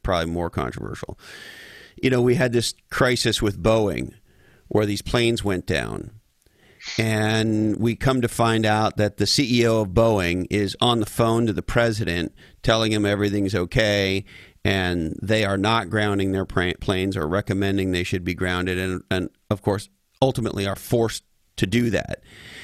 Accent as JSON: {"language": "English", "country": "Canada", "moved": "yes", "said": "I'm originally from Canada"}